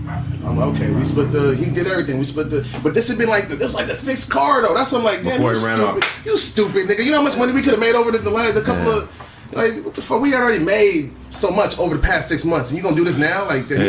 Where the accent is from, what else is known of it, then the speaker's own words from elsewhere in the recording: Gardena, California, United States; also born or lived in North Carolina; I'm from Gardena. I'm Nigerian, but I'm from Gardena.